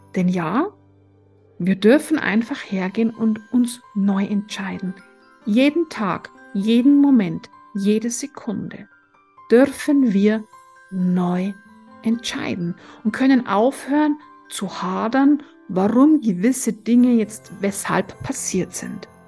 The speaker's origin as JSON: {"language": "German", "town": "Tegernsee", "region": "Bavaria", "country": "Germany", "tie": "born or raised there", "also_born_or_lived": "Florence", "said": "Und ich bin gebürtige Tegernseherin"}